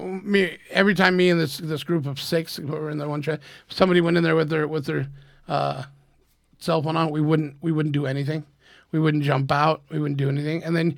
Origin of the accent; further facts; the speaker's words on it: Idaho, United States; Idaho, Dan.